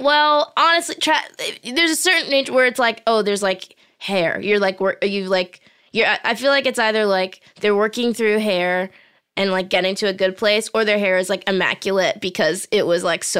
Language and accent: English; Boston, Massachusetts, United States